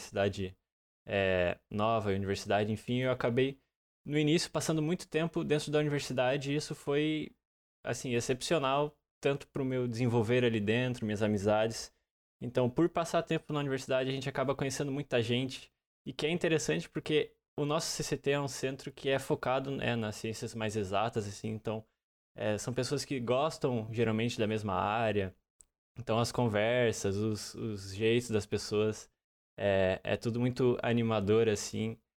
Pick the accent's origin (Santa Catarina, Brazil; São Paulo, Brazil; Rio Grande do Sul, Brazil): Santa Catarina, Brazil; interior of; moved away as an adult; now in Joinville, Brazil; eu vim de uma cidade, é, não como Floripa, mas uma cidade bem menor no interior do estado